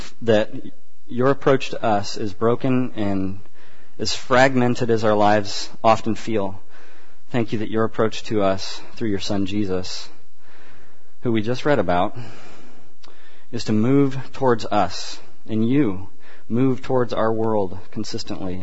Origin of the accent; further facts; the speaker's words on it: Central Valley, California, United States; moved away; Where I grew up in the Central Valley